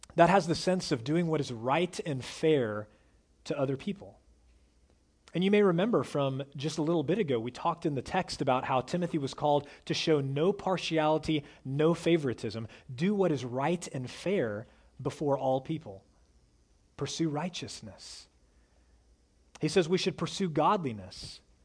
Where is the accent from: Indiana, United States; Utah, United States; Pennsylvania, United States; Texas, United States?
Texas, United States; Dallas; I was raised in North Dallas, in one of the wealthiest parts of North Dallas.